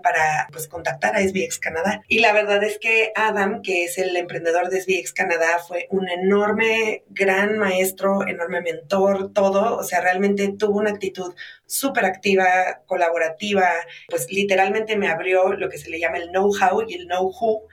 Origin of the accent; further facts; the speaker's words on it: Mexico; me identifico como mexicana y empiezo a ver que mi identidad mexicana tiene un historial